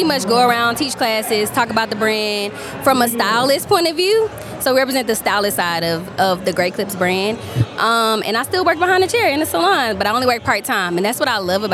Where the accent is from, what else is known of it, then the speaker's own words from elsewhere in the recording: Houston, Texas, United States; from Houston, Texas, hairstylist